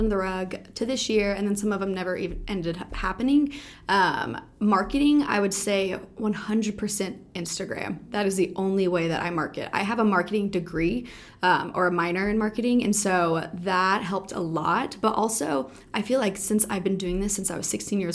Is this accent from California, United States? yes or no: no; Northwest Arkansas, United States; also born or lived in Jonesboro, Arkansas; I'm from Jonesboro, Arkansas. I don't claim Jonesboro, Arkansas. I claim Northwest Arkansas. Went to school, high school there.